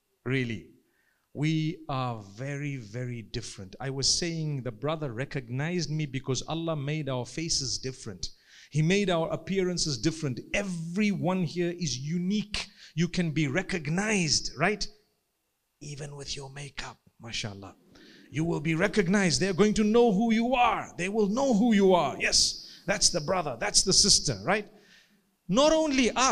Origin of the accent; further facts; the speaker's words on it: Zimbabwe; I come from Zimbabwe